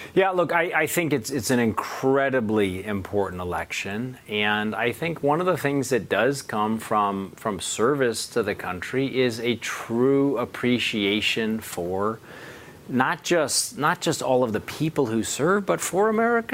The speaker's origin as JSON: {"language": "English", "region": "Missouri", "country": "United States", "said": "my home state in Missouri"}